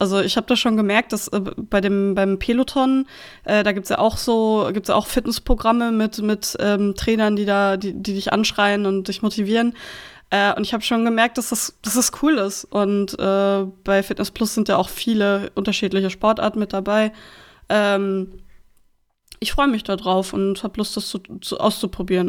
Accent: North Rhine-Westphalia, Germany; now in Schleswig-Holstein, Germany; Ich komme aus NRW

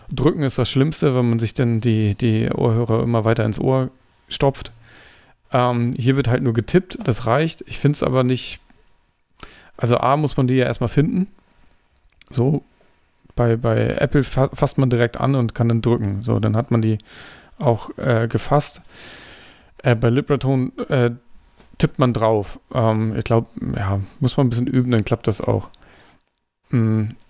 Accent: Denmark; German is a second language; Ich weiß nicht, ich komme aus Dänemark.

